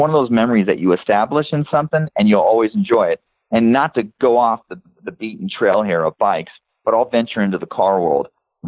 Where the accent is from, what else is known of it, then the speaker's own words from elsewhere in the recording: Los Angeles, California, United States; I was born and raised in Los Angeles.